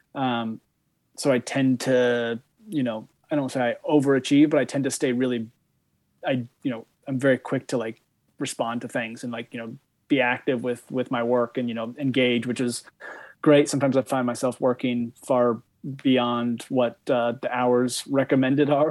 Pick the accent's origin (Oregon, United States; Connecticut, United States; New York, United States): Oregon, United States; Bend; also born or lived in Europe; now in Vermont, United States; I grew up in Oregon